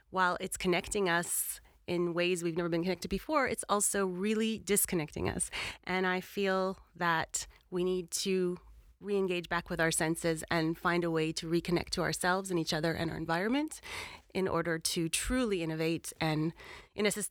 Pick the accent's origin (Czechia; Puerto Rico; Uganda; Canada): Canada; moved away as an adult; now in London, United Kingdom; I'm Canadian. I've been living in London for 20 years.